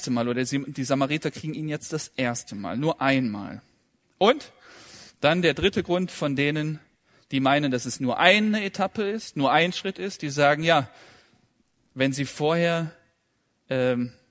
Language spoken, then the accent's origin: German; Kazakhstan; born there; Ja, ich bin ja in Kasachstan geboren und das war im Februar, am 18. und da lag viel Schnee